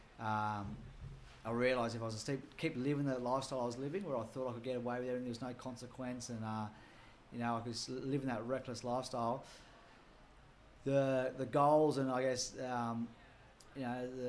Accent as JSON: {"language": "English", "town": "Sydney", "region": "New South Wales", "country": "Australia", "tie": "born or raised there", "said": "growing up in Maroubra, fighting and violence was no big deal"}